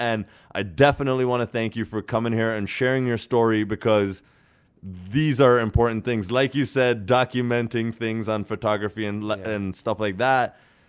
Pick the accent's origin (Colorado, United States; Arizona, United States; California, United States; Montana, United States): California, United States; I was at a wedding the other day and I was like, yo, I'm from the Bay Area.